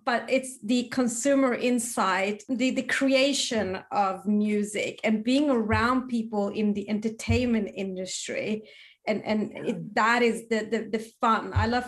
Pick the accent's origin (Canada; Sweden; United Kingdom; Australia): Sweden; growing up in Sweden